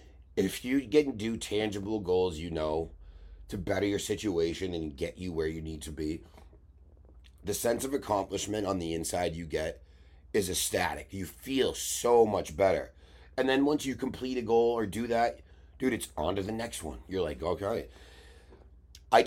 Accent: New England, United States; I'm a glassblower from New England who is trying to get a little bit of different type of exposure

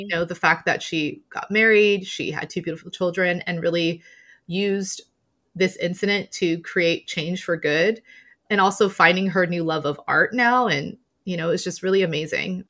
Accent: Southern California, United States; also born or lived in London; I'm from Southern California

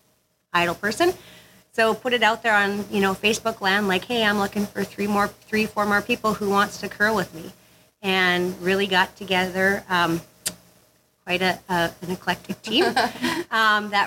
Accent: northern Saskatchewan, Canada; moved away; I grew up in northern Saskatchewan

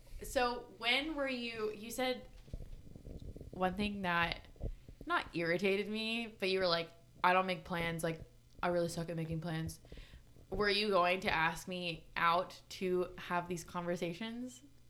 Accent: Dallas, Texas, United States; also born or lived in Durban, South Africa; now in Austin, United States; Well, yes, I'm from Durban originally. Moved here when I was like 2. Moved to Dallas when I was 2. And then I moved to Austin like 2 years ago.

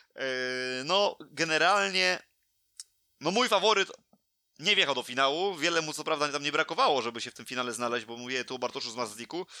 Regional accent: Poland; moje rodzinne miasto

